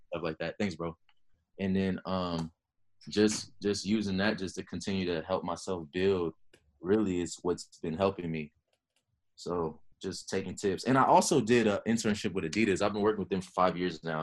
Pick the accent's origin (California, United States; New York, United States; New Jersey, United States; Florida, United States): California, United States; Los Angeles; I grew up in Los Angeles